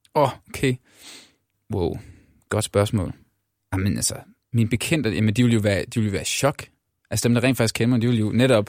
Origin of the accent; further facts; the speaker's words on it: Denmark; moved away as an adult; now in Copenhagen, Denmark; der er jeg også fra Jylland